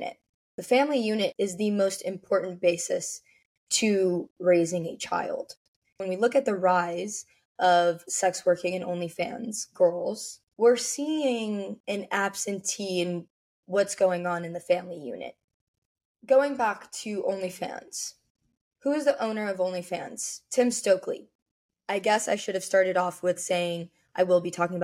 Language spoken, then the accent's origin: English; Las Vegas, Nevada, United States; now in Miami, United States; I'm from Vegas, I live in Miami